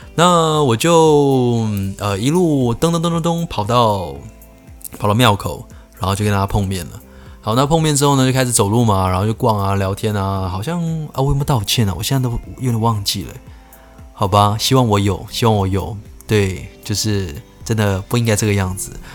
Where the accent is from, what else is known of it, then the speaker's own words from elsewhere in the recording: Keelung, Taiwan; 我是基隆人，所以我那时候我读的国小呢，在一个，呃，小山坡上面